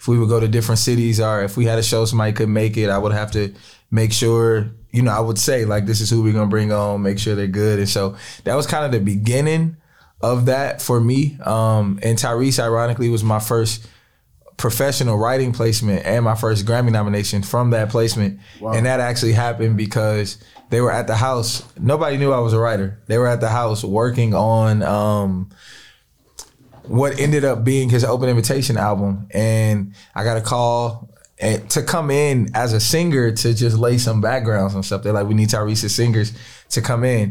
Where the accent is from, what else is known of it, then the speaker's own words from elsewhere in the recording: Los Angeles, California, United States; I'm from Watts, first and foremost, from the Jordan Downs.